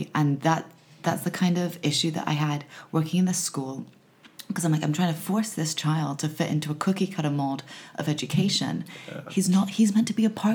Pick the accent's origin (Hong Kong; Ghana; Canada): Hong Kong; moved away as an adult; also born or lived in Los Angeles, United States; growing up in Hong Kong